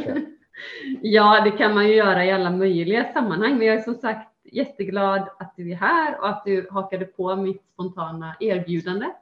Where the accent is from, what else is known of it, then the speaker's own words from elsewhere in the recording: Gothenburg, Västra Götaland, Sweden; till just Göteborg, ja. till mina hemtrakter